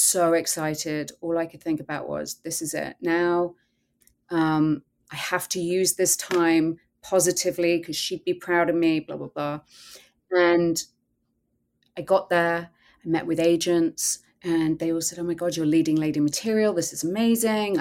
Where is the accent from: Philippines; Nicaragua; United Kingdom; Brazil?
United Kingdom; England; I grew up in England